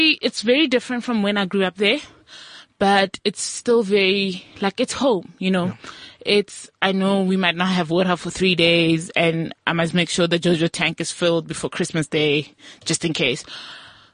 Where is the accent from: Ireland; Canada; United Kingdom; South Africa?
South Africa; Mmorogong, North West; now in Johannesburg, South Africa; I'm from like a village and like a rural area.